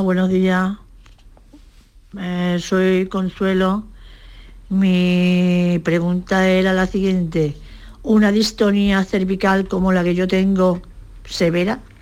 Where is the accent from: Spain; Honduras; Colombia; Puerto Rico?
Spain; Seville, Andalusia; Yo soy de Sevilla